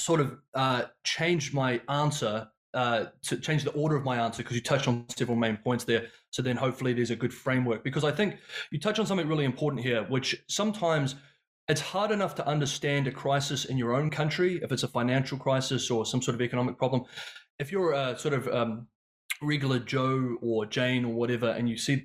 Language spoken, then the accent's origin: English; New Zealand; moved away as an adult; also born or lived in China; I'm from New Zealand, so it's a bit of a funny accent.